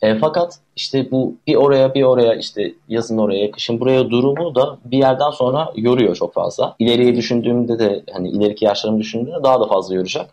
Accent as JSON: {"language": "Turkish", "town": "Mustafakemalpaşa", "region": "Bursa", "country": "Turkey", "tie": "born or raised there", "also_born_or_lived": "Istanbul", "lives_now": "Bursa, Turkey", "said": "Mustafa Kemal Paşa doğumluyum. Orada yaşıyordum."}